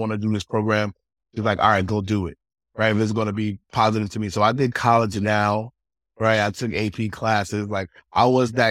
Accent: New York City, New York, United States; also born or lived in Chicago; I grew up in the Bronx, Briggs Avenue, 194, like, and it was just me and my mother

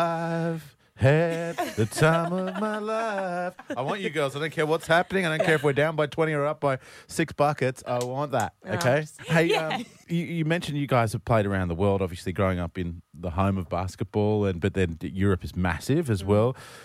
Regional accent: Brisbane, Queensland, Australia; obviously initially growing up in Brisbane

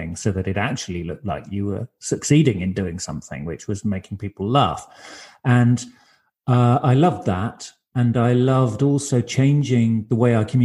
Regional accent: United Kingdom; first language English; moved away as an adult; now in Berlin, Germany; I grew up near London from a monolingual, monocultural English background with a French surname.

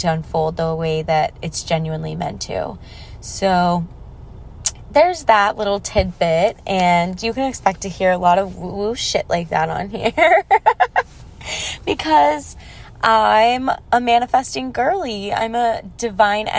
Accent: Texas, United States; now in Los Angeles, United States; growing up in Texas

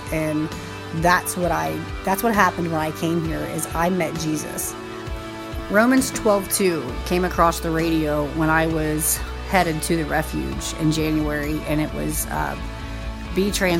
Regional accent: Indiana, United States; I am 32 years old. I have three beautiful children, and I came from Indiana.

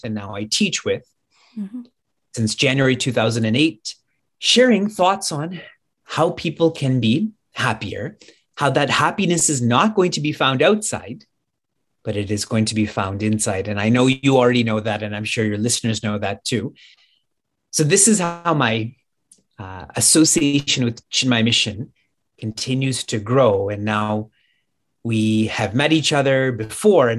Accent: Niagara Falls, Ontario, Canada; I was born and raised and live in Niagara Falls, Canada

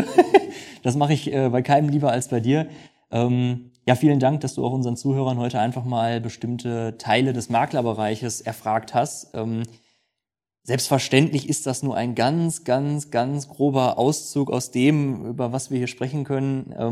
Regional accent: North Rhine-Westphalia, Germany; wie sagt man bei uns im Ruhrgebiet, äh, Glück auf.

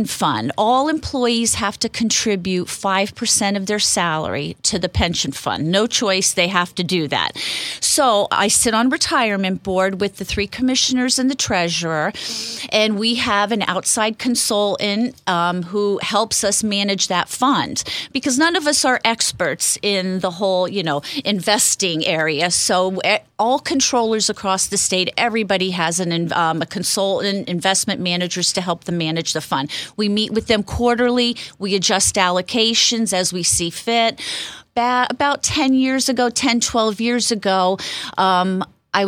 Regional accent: Shavertown, Pennsylvania, United States; moved away as an adult; now in Monroe County, United States; I'm from the Luzerne County area, Back Mountain, Shavertown

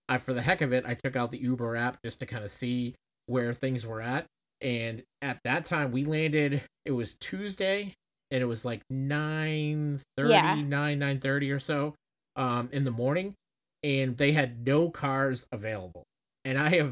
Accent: Boston, Massachusetts, United States; We're from Boston

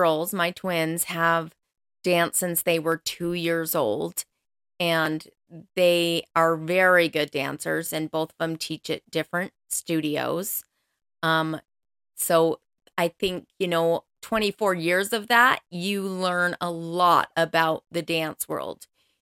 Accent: Colorado, United States; now in Utah, United States; I am originally from Colorado. That's where I grew up. But I have been in Utah now for most of my life, like 28 years, something like that.

